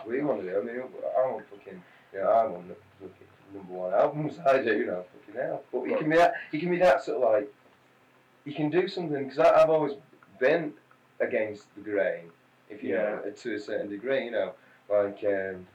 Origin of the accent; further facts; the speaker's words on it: Manchester, North West England, United Kingdom; born there; Well, like, I was born in Manchester anyway, and so like, all the relatives and all that come there